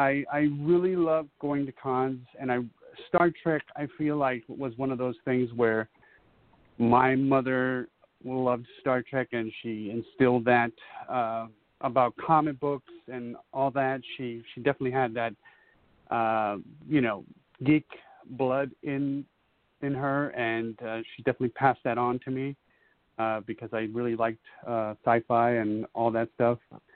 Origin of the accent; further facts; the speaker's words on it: North Carolina, United States; also born or lived in Ecuador; now in Massachusetts, United States; I am originally from North Carolina, but I lived in South America, Ecuador.